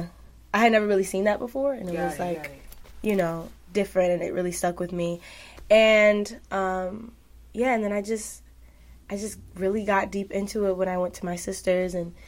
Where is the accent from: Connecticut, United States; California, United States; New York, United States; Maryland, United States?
New York, United States; New York City; I'm from Harlem, New York.